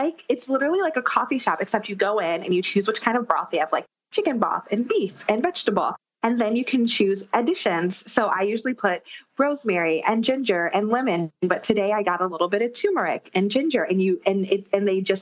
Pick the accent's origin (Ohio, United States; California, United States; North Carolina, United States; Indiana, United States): Ohio, United States; Akron; now in New York City, United States; I'm from Ohio, from Akron, Ohio, actually. LeBron James' hometown as well.